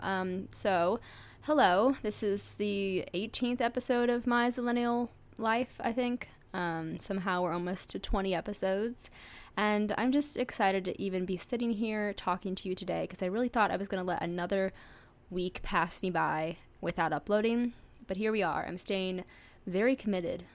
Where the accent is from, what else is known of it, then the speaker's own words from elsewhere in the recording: St. Louis, Missouri, United States; I grew up in the suburbs outside of Saint Louis